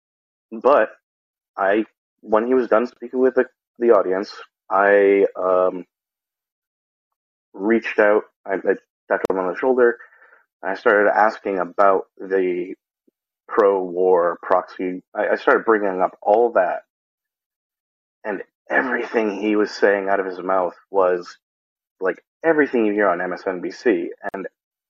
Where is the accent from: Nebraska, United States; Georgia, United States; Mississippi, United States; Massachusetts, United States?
Massachusetts, United States; Worcester; I am from Worcester